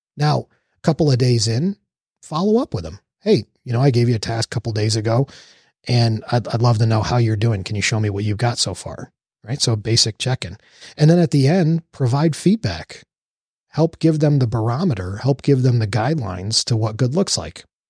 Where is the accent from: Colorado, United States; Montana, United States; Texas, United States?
Texas, United States; also born or lived in New York; growing up in New York and moving at a young age to Texas